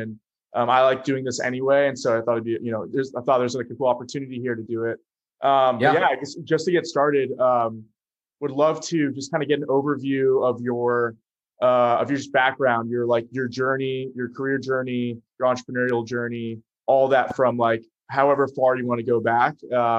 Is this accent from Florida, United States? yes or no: yes; Florida, United States; also born or lived in Bay Area, United States; now in New York, United States; I'm originally from Florida, you know, liked being in the Bay Area, like the West Coast, but wanted to kind of return.